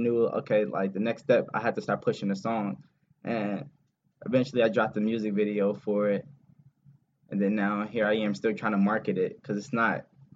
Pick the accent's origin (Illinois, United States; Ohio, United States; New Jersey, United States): New Jersey, United States; I'm from New Jersey